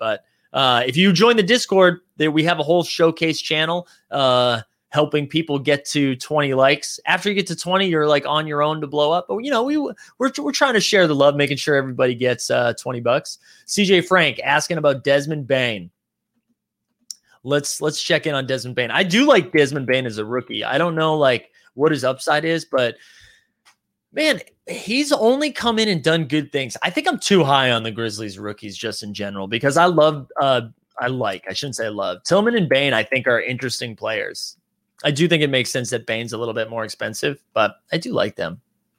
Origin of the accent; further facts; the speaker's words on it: Philippines; As a Filipino, I wasn't for the Jordan Clarkson slander from last night's stream.